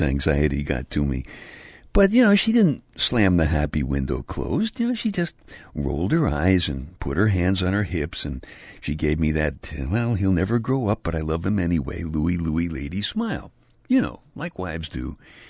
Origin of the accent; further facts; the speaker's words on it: New York City, New York, United States; I'm from Brooklyn, and when you're a kid growing up in Brooklyn